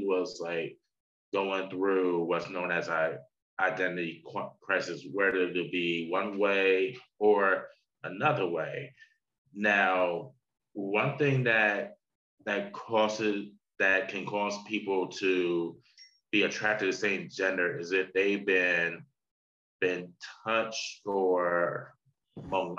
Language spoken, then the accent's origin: English; New Jersey, United States; old friend that I grew up with in New Jersey